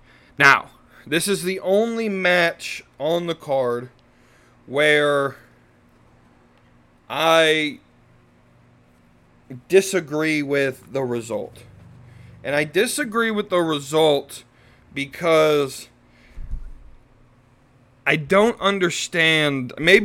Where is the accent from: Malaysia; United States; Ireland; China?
Ireland; I'm Irish. I tend to try to at least appreciate the Irish gimmicks.